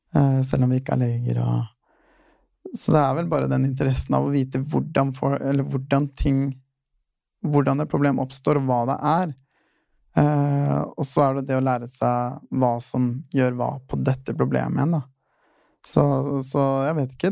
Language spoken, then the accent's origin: Norwegian; Fredrikstad, Østfold, Norway; now in Oslo, Norway; flytta hjem eh, rett før jeg tok uh, fagbrevet. Uh, mm. Og så bodde jeg litt hjemme og jobba hjemme